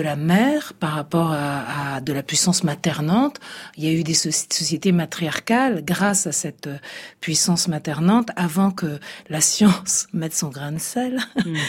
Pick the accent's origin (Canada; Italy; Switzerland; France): Italy; je suis italienne